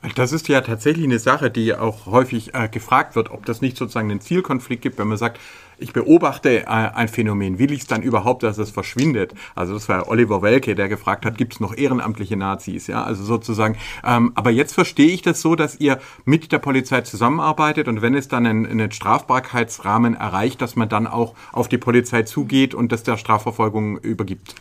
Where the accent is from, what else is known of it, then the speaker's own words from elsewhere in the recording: Stuttgart, Baden-Württemberg, Germany; Wir sind ja als Stuttgarter